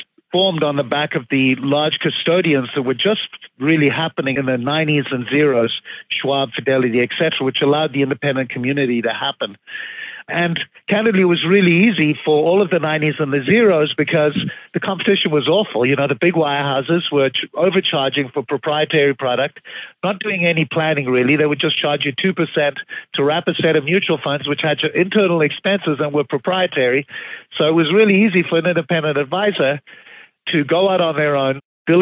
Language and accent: English; Zimbabwe; moved away as an adult; now in United States; Obviously, I have a bit of an accent. I grew up in Zimbabwe